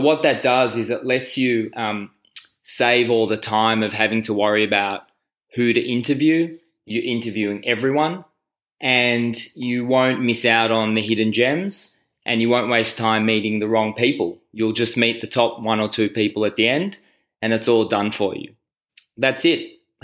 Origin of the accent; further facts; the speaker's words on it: Australia; also born or lived in Israel; I'm from Australia. Actually from Israel and Australia, but I live in Melbourne.